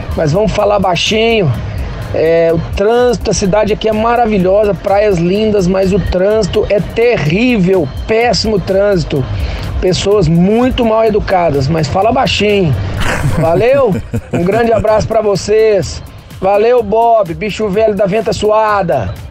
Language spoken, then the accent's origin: Portuguese; Belo Horizonte, Minas Gerais, Brazil; now in Fortaleza, Brazil; estou falando atualmente de Fortaleza, Ceará, mas eu sou mineiro de Belo Horizonte